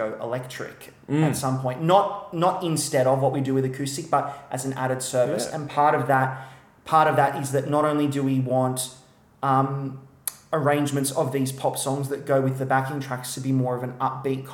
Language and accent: English; Wollongong, New South Wales, Australia; growing up in Wollongong